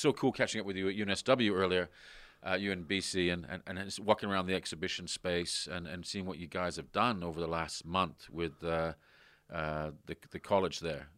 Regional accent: Canada; moved away as an adult; also born or lived in London; now in Sydney, Australia; I was brought up in Canada

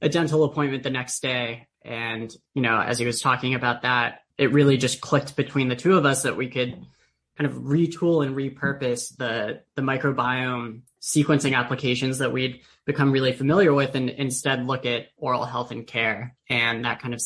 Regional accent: San Diego, California, United States; I grew up in San Diego

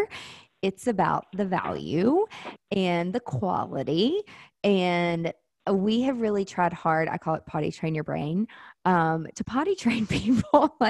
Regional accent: the South, United States; I'm from the South

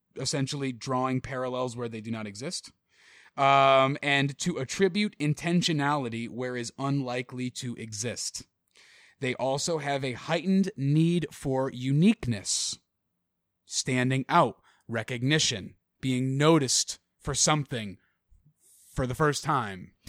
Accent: Connecticut, United States; my home state of Connecticut

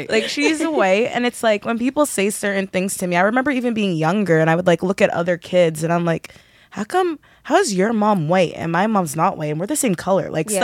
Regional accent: Ajax, Ontario, Canada; I grew up in Ajax

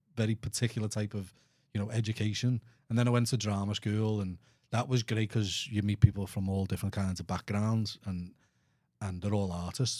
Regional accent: Liverpool, North West England, United Kingdom; accent: Scouse; moved away as an adult; now in Houston, United States; I'm, I'm from England

